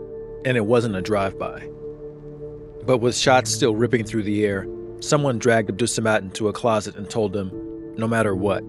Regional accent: Atlanta, Georgia, United States; for me, Atlanta is my hometown. It's where I grew up.

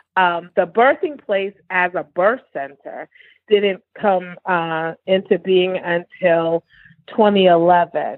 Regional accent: New Haven, Connecticut, United States; now in Houston, United States; growing up in New Haven, I grew up in an African American community

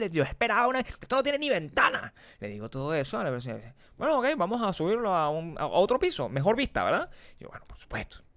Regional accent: Venezuela; now in United States; Yo me acuerdo cuando nosotros nos mudamos de Venezuela a Estados Unidos, nosotros hicimos el proceso completo.

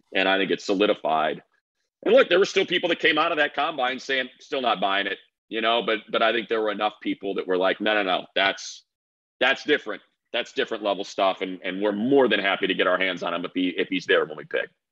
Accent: Midwest, United States; moved away; I'm from the Midwest, so I'm gonna go up see my parents

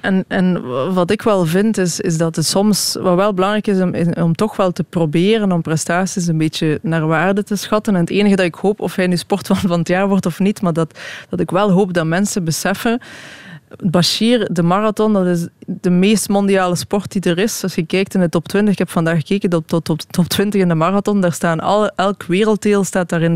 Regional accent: Belgium; als Belg

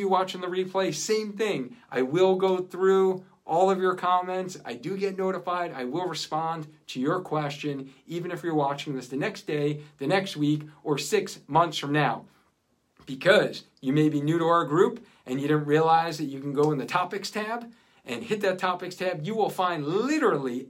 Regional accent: Cheshire, Connecticut, United States; right here in my hometown of Cheshire, Connecticut

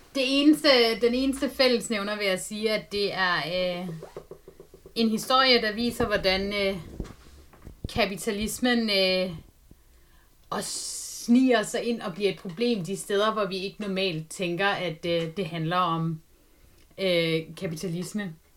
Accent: Denmark; jeg er fra Jylland

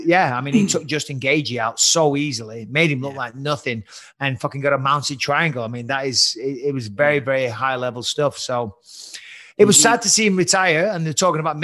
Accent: Lancashire, North West England, United Kingdom; accent: Lancashire; moved away as an adult; now in United States; my fucking Lancashire accent

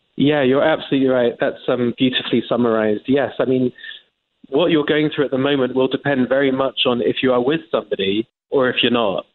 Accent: England, United Kingdom; moved away as an adult; now in United States; as an Englishman, as you can tell by my accent

